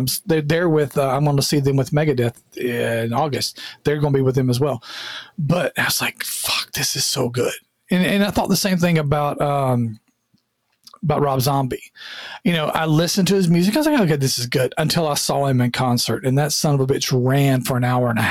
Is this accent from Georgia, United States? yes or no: yes; Sylvester, Georgia, United States; moved away; I grew up in the Deep South, and there was nobody going till Sylvester, Georgia